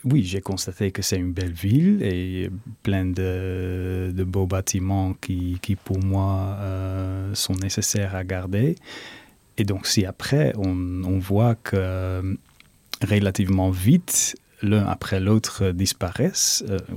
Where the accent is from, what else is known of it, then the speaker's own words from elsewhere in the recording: Rotterdam, South Holland, Netherlands; French is a second language; je dois dire moi je viens de Rotterdam où il ne reste pas vraiment grand chose non plus mais c'est parce que tout était bombardé par les nazis